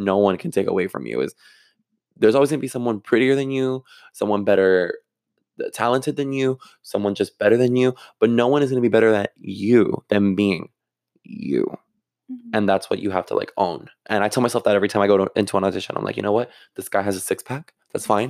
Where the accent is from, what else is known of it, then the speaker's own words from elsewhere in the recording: Miami, Florida, United States; I was born in Miami